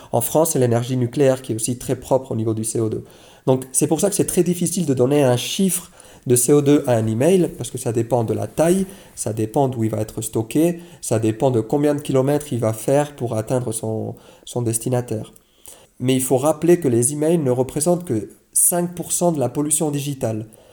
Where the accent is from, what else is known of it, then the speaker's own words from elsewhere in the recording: Switzerland; chez nous en Suisse